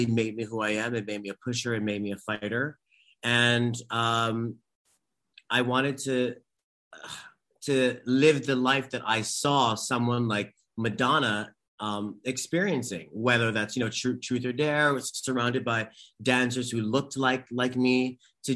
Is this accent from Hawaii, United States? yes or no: yes; Hawaii, United States; moved away; I grew up in Hawaii, and I grew up in an incredibly religious, very Catholic home